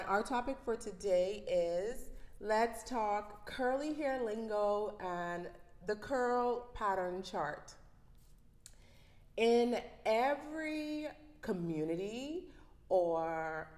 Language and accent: English; Bahamas; accent: Bahamian dialect; I'm from the Bahamas